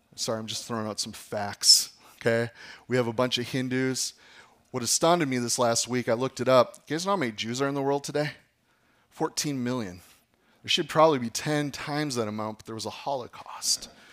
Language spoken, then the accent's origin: English; Appleton, Wisconsin, United States; I grew up in Appleton.